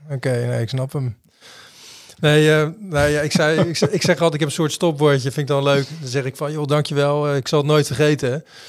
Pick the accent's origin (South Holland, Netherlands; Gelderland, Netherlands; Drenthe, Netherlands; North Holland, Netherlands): South Holland, Netherlands; Rotterdam; we komen allebei uit Rotterdam